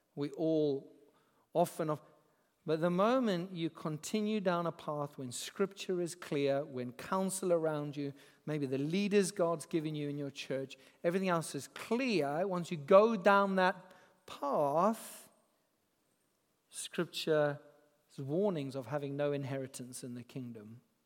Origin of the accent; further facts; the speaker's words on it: Zimbabwe; moved away; I grew up in Zimbabwe